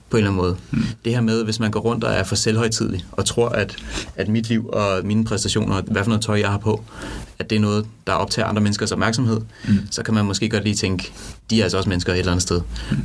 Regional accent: Denmark; moved away; jeg kommer fra Jylland

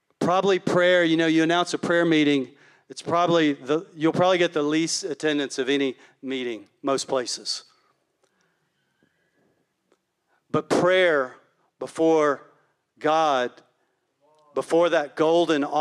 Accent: Palestine, Texas, United States; Palestine, which is my hometown

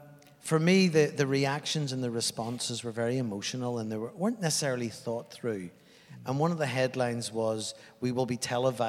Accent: Northern Ireland, United Kingdom; moved away as an adult; also born or lived in Afghanistan; now in New Zealand; I mean, I grew up in Northern Ireland.

